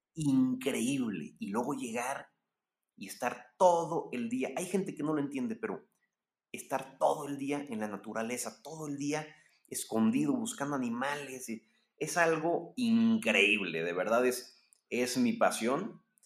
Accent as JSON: {"language": "Spanish", "country": "Mexico", "said": "soy mexicano"}